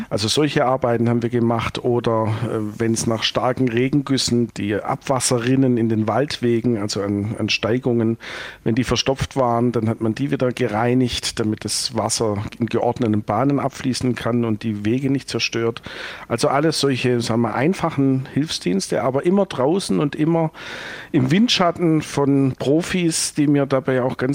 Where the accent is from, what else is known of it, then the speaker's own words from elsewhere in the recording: Baden-Württemberg, Germany; Und dann war das in meiner Heimat üblich, dass man entweder im Supermarkt gearbeitet hat oder in der kleinen mittelständischen Textilindustrie auf der Schwäbischen Alb.